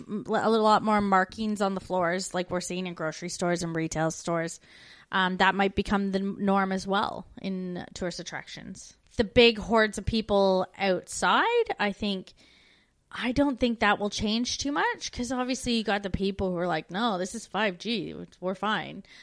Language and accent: English; Canada; moved away as an adult